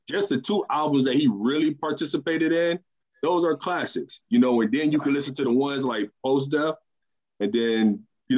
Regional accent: Euclid, Ohio, United States; I'm from Euclid, Ohio. You know, we're Ohio boys

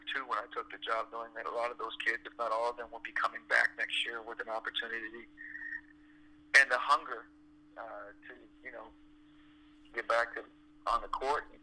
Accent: Toronto, Ontario, Canada; moved away; also born or lived in Montreal; because I'm from Toronto. I grew up in Toronto, and so I still have family there.

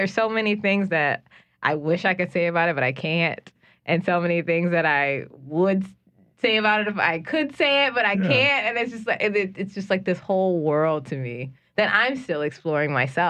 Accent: New Orleans, Louisiana, United States; moved away as an adult; also born or lived in Los Angeles / Baton Rouge / Mississippi; I grew up here.

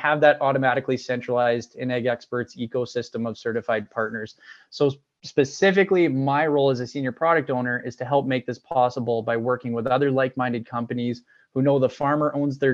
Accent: Regina, Saskatchewan, Canada; I was born and raised in Regina, Saskatchewan, here

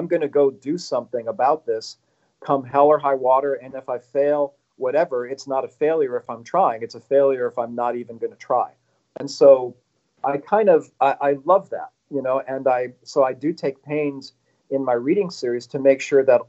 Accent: Chicago, Illinois, United States; now in Los Angeles, United States; I'm from Chicago.

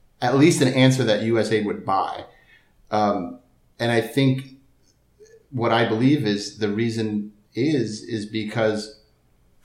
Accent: Connecticut, United States; moved away; also born or lived in San Diego; I'm from Connecticut

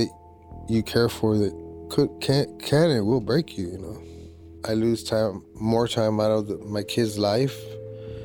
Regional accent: Tucson, Arizona, United States; I'm from Tucson

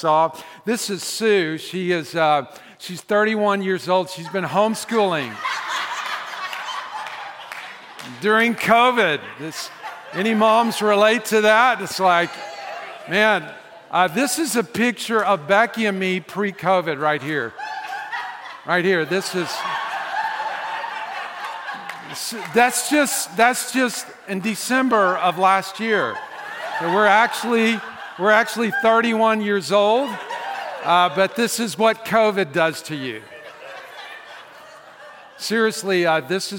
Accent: the South, United States; I'm from the South

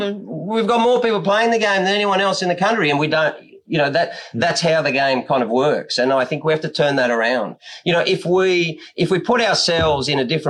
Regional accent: Australia; And I always thought that was our job because we are Australian.

